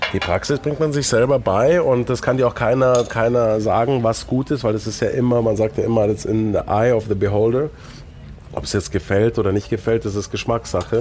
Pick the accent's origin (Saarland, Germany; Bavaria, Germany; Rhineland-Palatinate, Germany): Bavaria, Germany; Munich; also born or lived in Stein an der Traun / England; Ich bin in München geboren